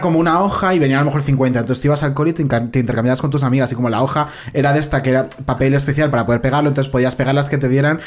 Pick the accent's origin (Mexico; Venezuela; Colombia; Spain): Spain; yo también soy español